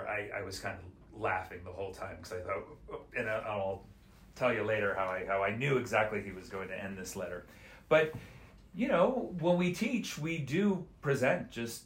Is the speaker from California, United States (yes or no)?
yes; Oakland, California, United States; I'm not from Boston, I didn't live in Boston in the 70s and 80s